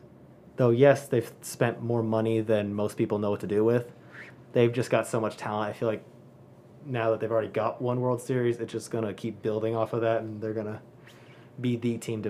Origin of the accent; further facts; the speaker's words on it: Atlanta, Georgia, United States; growing up in Atlanta, I know the history of Georgia sports